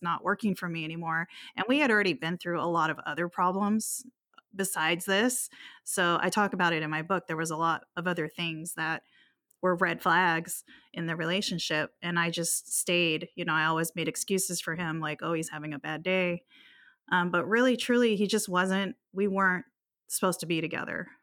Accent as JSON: {"language": "English", "region": "Hawaii", "country": "United States", "tie": "born or raised there", "also_born_or_lived": "Guam", "said": "I grew up in Hawaii. I was born in Guam, but raised in Hawaii, so I've always been an island girl"}